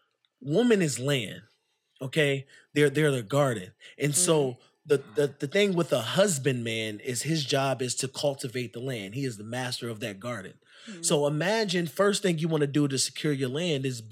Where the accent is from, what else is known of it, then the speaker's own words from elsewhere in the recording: New York, United States; I'm from New York